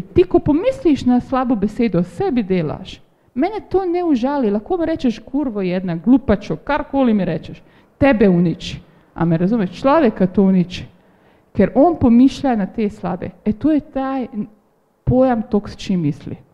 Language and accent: Slovenian; Slovenia; smo Slovenci